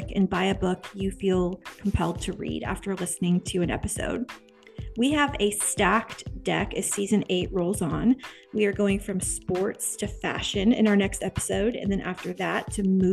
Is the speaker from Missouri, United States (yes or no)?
no; Topeka, Kansas, United States; I'm from Topeka